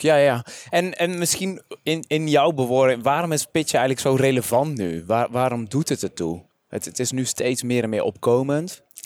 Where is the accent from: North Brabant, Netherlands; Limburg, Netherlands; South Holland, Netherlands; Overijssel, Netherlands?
North Brabant, Netherlands; Vlijmen; mijn geboortedorp, Vlijmen